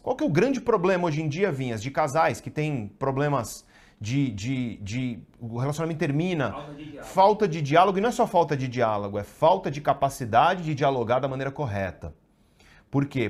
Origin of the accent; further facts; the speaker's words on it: Guarujá, São Paulo, Brazil; Eu cresci no Guarujá